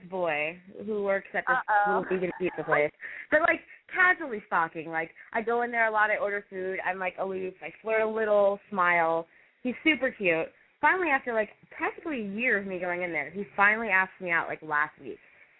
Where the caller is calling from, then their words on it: Temecula, California, United States; I am 26 from Temecula.